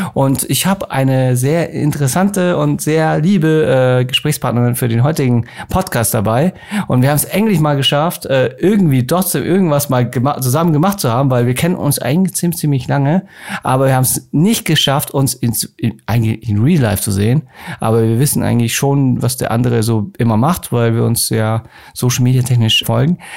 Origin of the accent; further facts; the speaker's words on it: Munich, Bavaria, Germany; ich bin auch gebürtiger Münchner